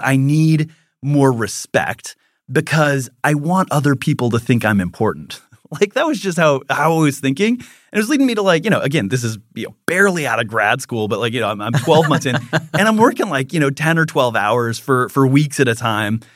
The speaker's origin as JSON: {"language": "English", "region": "Minnesota", "country": "United States", "tie": "born or raised there", "said": "when I was in first grade, I was on the playground and I was playing with a Lutheran because I'm from Minnesota"}